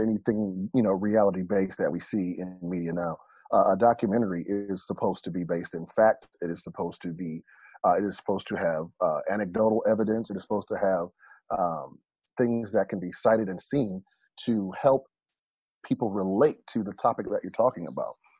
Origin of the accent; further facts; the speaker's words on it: United States; as an American